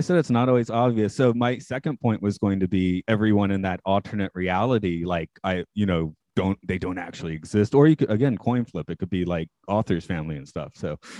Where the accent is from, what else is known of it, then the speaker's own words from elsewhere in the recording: Atlanta, Georgia, United States; my hometown's Atlanta.